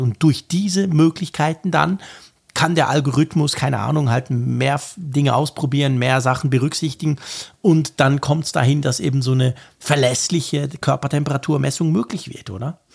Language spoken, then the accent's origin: German; Switzerland; Bei uns in der Schweiz, in der kleinen Schweiz